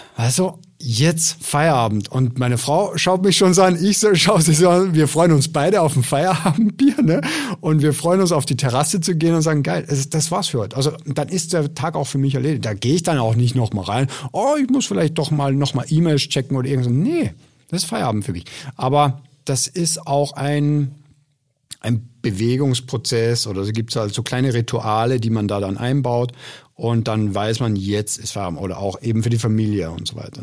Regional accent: Austria; ich komme ja aus Österreich

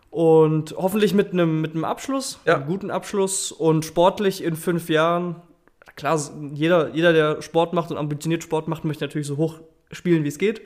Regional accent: Stuttgart, Baden-Württemberg, Germany; ich komme aus Stuttgart

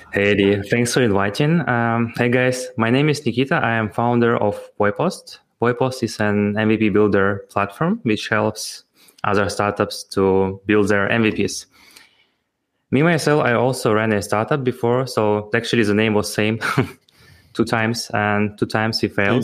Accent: Ukraine; I'm also from Ukraine

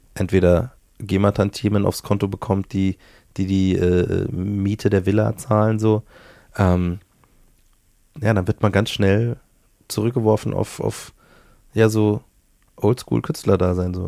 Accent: Bavaria, Germany; accent: Bavarian; also born or lived in Hamburg; now in Munich, Germany; Ich habe den Dialekt ja von meiner Mutter. So, meine Mom ist äh, ähm, die, die das Bayerische in mich installiert hat

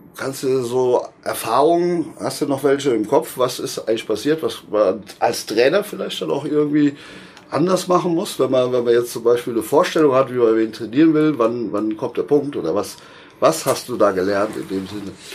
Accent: Westerwald, Rhineland-Palatinate, Germany; bei uns im Westerwald, wo ich eben herstamme

